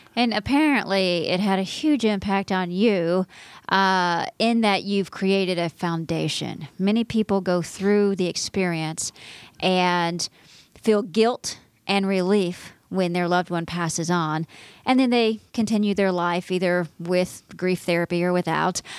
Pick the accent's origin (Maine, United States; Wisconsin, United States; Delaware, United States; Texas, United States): Texas, United States; moved away; My home state